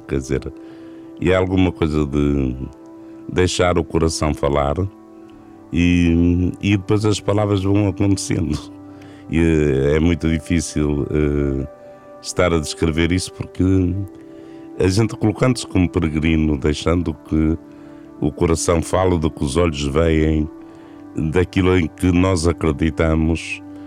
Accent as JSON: {"language": "Portuguese", "town": "Vila do Conte", "region": "Norte", "country": "Portugal", "tie": "born or raised there", "also_born_or_lived": "Porto", "said": "minha terra natal é junto ao mar, é Vila do Conte. Foi aí que eu nasci"}